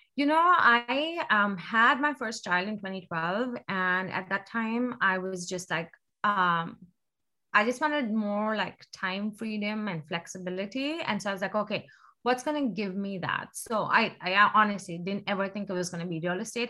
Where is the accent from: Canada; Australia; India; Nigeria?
India; moved away as an adult; now in Seattle, United States; I was born and raised in India.